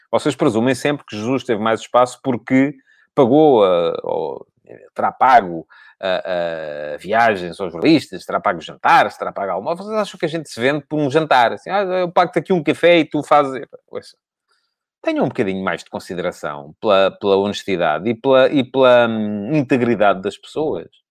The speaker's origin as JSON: {"language": "Portuguese", "region": "Ribatejo", "country": "Portugal", "moved": "yes", "lives_now": "Lisbon, Portugal", "said": "eu nem sou lisboeta, vivo em Lisboa, mas nem sou lisboeta, sou ribatejano."}